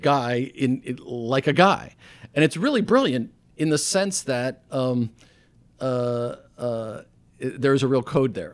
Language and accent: English; Stamford, Connecticut, United States; moved away as an adult; I was from Stanford, I had a say, this is my hometown